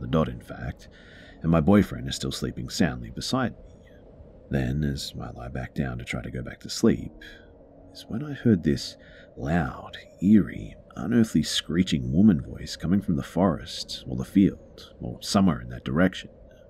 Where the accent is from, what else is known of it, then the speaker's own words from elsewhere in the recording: Malaysia; it's definitely not because I'm from Malaysia and we don't have foxes here.